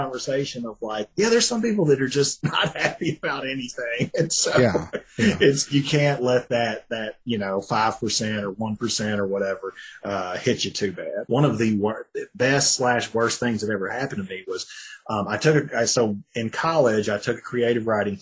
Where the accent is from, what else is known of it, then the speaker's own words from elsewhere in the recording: Tennessee, United States; I'm from Tennessee